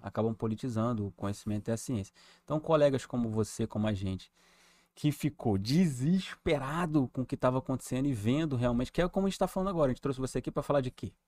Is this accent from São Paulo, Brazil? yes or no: no; São Gonçalo, Rio de Janeiro, Brazil; Eu fui criado lá em São Gonçalo